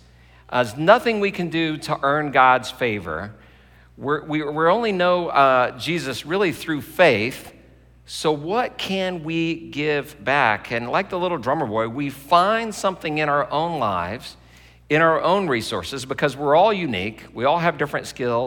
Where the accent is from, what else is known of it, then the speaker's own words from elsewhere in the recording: Texas, United States; moved away; I grew up in Texas